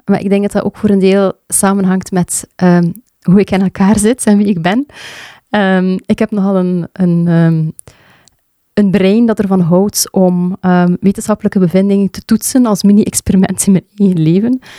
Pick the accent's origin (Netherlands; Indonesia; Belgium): Belgium; Sijsele, Flanders; moved away; also born or lived in Leuven; Ik ben ehm, geboren in Seiselen, een klein dorpje tussen Damme en Brugge. En daar heb ik eigenlijk mijn kindertijd en mijn jeugd doorgebracht